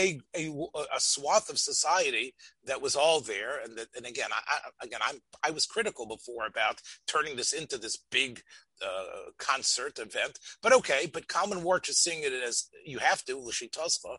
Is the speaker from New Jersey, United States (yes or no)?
yes; Union County, New Jersey, United States; moved away; I come from Union County in New Jersey